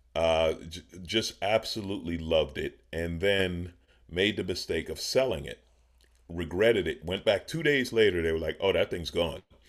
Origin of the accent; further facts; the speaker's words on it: New York City, New York, United States; now in California, United States; I grew up in New York, in Queens, in New York City